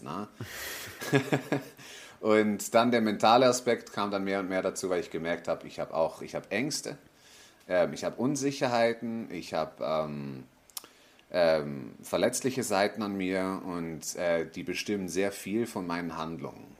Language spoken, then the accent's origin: German; Switzerland; moved away as an adult; now in Tenerife, Spain; Also ich bin in der Schweiz aufgewachsen, habe einen Schweizer Pass